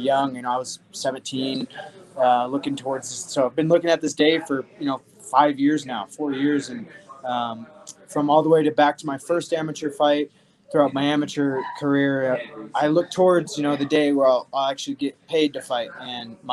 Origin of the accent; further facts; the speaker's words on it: Omaha, Nebraska, United States; now in Albuquerque, United States; I'm from Omaha.